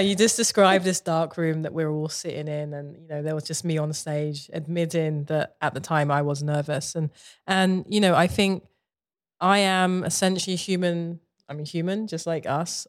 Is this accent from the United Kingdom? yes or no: yes; London, United Kingdom; moved away; I grew up in Southeast London, you know, uh, in the eighties